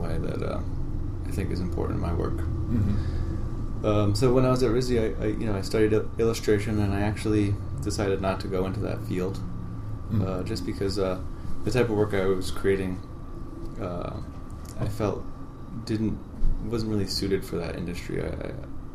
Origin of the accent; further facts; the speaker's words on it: Providence, Rhode Island, United States; So I'm originally from Providence. I grew up in a family, oldest of five children